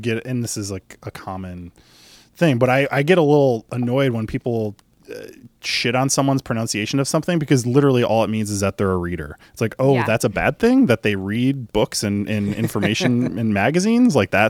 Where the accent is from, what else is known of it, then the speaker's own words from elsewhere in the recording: Illinois, United States; accent: Chicago; I've always just been like Mag with my stupid Chicago accent.